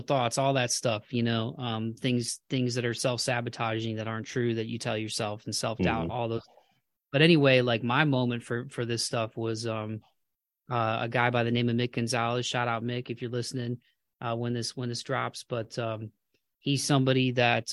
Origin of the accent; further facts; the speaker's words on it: Toledo, Ohio, United States; moved away as an adult; now in Nashville, United States; I'm from Ohio too. I'm from Toledo